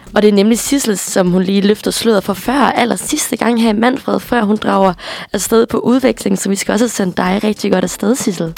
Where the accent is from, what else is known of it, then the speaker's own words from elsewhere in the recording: Aarhus, Central Denmark Region, Denmark; also born or lived in Midwest, United States; jeg er vokset op i Aarhus